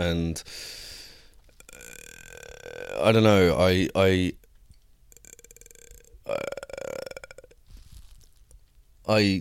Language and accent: English; United Kingdom; moved away as an adult; now in United States; I'm too British